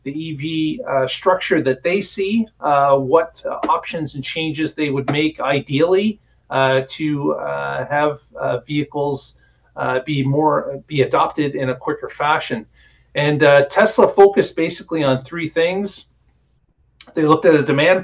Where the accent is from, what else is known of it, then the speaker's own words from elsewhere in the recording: Canada; Canada, my home country